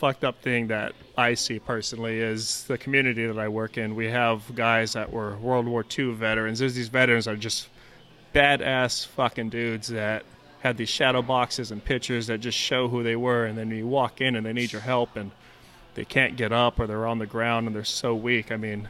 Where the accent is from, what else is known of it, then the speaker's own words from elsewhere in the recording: Blythe, California, United States; moved away; as a young kid growing up in Blythe.